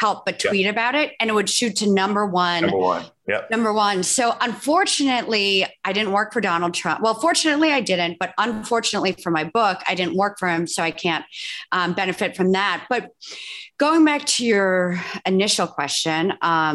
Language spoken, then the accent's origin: English; New York, United States; I'm from New York.